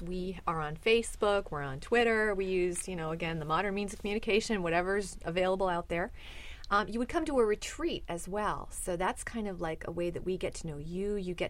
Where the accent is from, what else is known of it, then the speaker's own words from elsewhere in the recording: Boston, Massachusetts, United States; now in Chicago, United States; Sister … from Boston, stationed in Chicago.